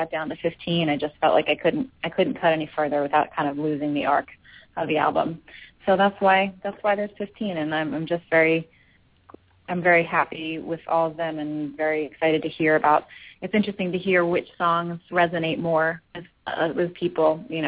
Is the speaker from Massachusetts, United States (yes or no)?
no; Philadelphia, Pennsylvania, United States; I'm not from the South. I've certainly spent a nice amount of time there, and I do like it there, but that's, you know, not why I'm from Philly.